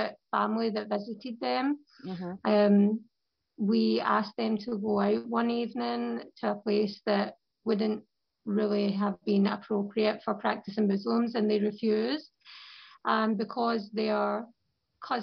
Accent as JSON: {"language": "English", "region": "Scotland", "country": "United Kingdom", "also_born_or_lived": "London", "moved": "as an adult", "said": "I'm a revert from Scotland"}